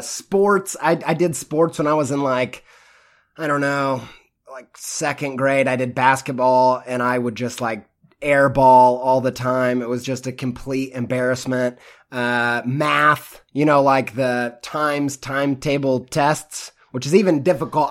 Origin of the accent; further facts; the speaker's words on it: Midwest, United States; I grew up in the Midwest